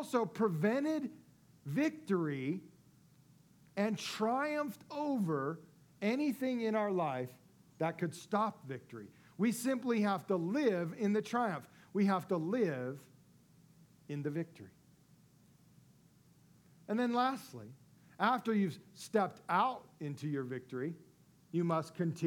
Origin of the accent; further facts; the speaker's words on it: Las Vegas, Nevada, United States; my hometown of Las Vegas